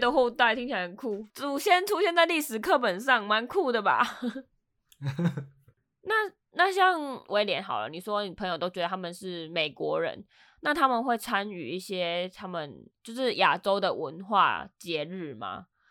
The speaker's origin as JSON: {"language": "Chinese", "country": "Taiwan", "moved": "yes", "lives_now": "Los Angeles, United States", "said": "I'm from Taiwan"}